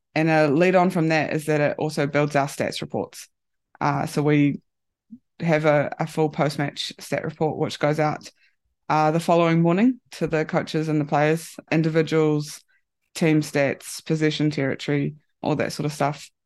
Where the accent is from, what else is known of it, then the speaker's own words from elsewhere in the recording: New Zealand; moved away as an adult; now in Japan; at home in New Zealand